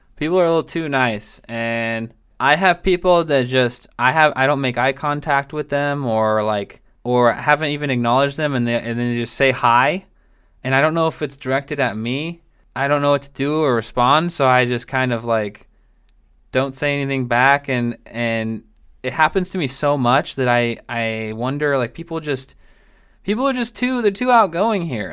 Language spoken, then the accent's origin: English; Tacoma, Washington, United States; moved away; also born or lived in Marina, California / Salinas, California; I'm from, like, Tacoma, uh, Puyallup area, which is, like, south of Seattle